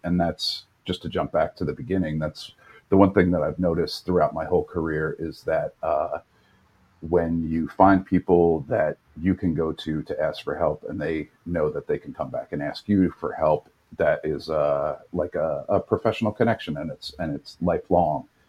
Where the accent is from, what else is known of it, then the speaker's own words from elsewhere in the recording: New York, United States; also born or lived in Los Angeles, United States; Born and raised in New York.